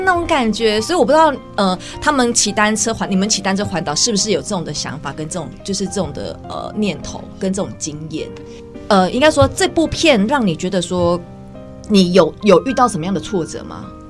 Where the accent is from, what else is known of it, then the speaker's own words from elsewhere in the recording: Taiwan; 我们台湾人